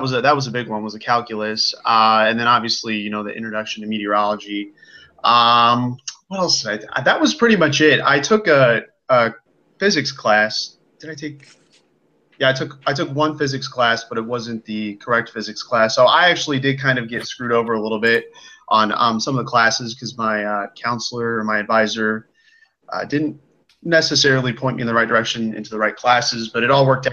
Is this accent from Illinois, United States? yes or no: yes; Illinois, United States; I am from the Quad City, so that's kind of on the border of Iowa